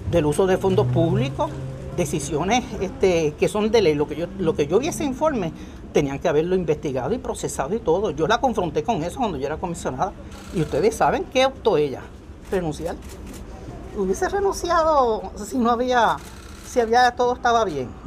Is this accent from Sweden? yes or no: no; Puerto Rico; Yo soy boricua de corazón y estadista por convicción.